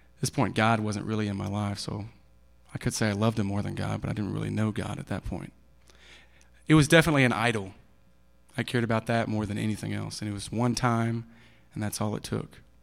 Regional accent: Kansas City, Missouri, United States; also born or lived in Maud, Texas; I was born in Maud, Texas. It's in Bowie County

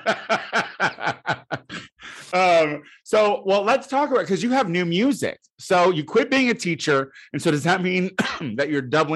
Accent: Illinois, United States; It touches Illinois. Full of dummies. That's where I'm from

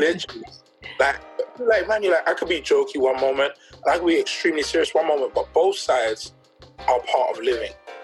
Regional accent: London, United Kingdom; I grew up in Peckham, South East London

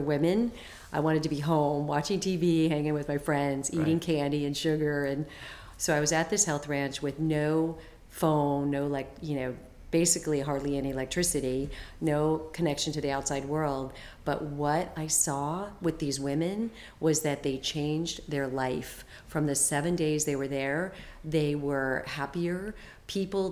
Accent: Phoenix, Arizona, United States; I grew up in Phoenix, Arizona

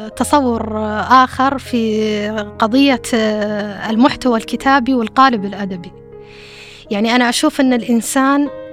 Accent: Saudi Arabia; accent: Saudi dialect; في لهجتنا السعودية

